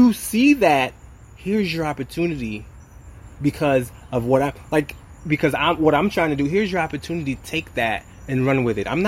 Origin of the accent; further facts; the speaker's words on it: Haiti; I was born in Haiti